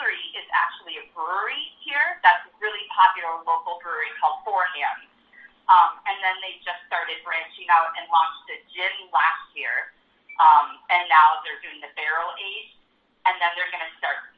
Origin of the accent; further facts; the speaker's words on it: Minnesota, United States; now in St. Louis, United States; my home state of Minnesota